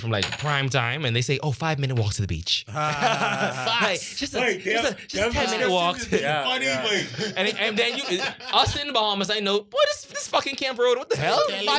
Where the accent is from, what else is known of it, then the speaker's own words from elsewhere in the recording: Carmichael, California, United States; Well, I grew up in Carmichael.